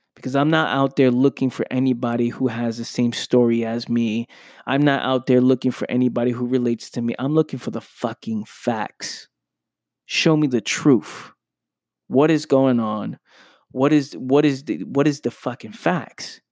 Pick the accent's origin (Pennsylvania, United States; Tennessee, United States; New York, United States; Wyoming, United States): New York, United States; New York City; I'm from the Bronx, New York. I grew up in Pelham Parkway, Bronx, New York